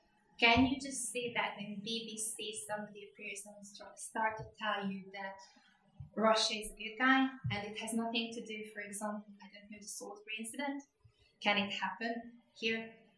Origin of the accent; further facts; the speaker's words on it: Hungary; English is a second language; Hungary, my home country